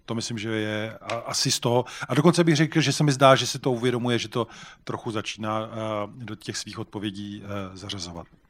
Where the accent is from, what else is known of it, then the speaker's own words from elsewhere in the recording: Czechia; jako Češi